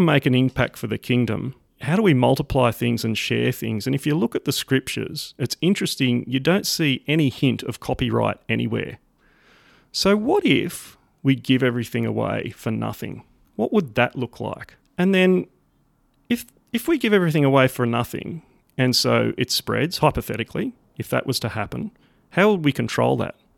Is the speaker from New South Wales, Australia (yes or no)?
yes; Sydney, New South Wales, Australia; accent: Aussie; also born or lived in rural Australia; born and raised in Sydney, Australia.